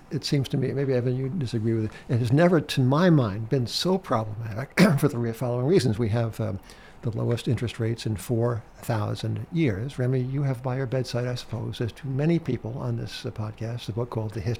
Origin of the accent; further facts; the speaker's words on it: Brooklyn, New York, United States; I'm from Brooklyn okay yeah Brooklyn Heights